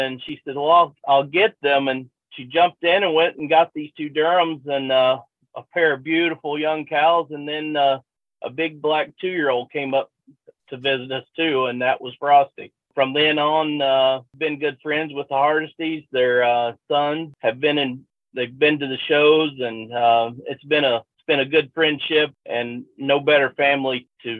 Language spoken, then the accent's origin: English; North Carolina, United States; moved away as an adult; also born or lived in Maryland; Growing up in North Carolina